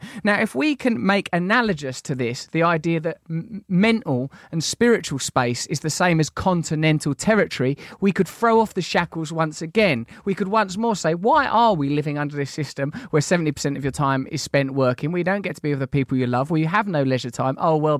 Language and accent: English; England, United Kingdom; Yeah, come on. We're English.